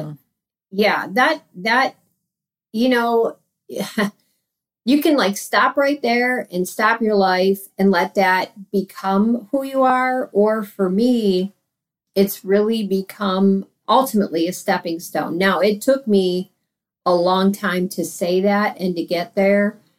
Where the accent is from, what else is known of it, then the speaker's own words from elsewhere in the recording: near Cleveland, Northeast Ohio, United States; born and raised in Ohio. Northeast Ohio, near Cleveland